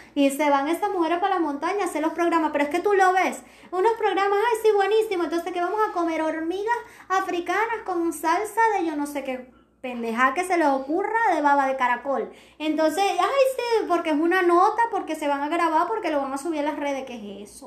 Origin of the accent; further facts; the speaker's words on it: Venezuela; ciertos términos que utilizamos los venezolanos